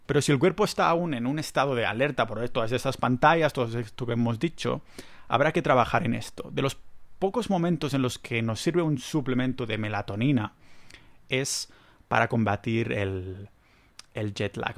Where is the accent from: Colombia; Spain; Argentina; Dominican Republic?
Spain; soy español